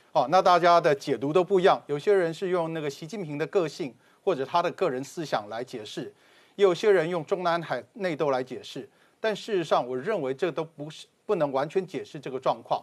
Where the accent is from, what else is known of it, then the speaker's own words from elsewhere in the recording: Taiwan; 我们这一代人哈，是在，呃，两蒋的威权时代长大的